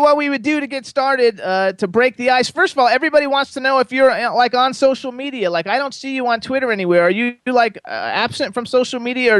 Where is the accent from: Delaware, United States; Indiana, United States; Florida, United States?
Florida, United States; I'm from Florida. I lived in Florida for 50 years